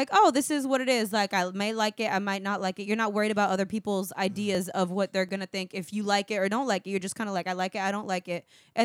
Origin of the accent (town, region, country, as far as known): Connecticut, United States; born or raised there; also born or lived in Puerto Rico; now in Orlando, United States